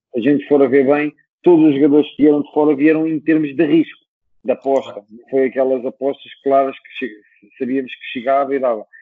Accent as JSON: {"language": "Portuguese", "region": "Lisbon", "country": "Portugal", "said": "eu também sou de Lisboa"}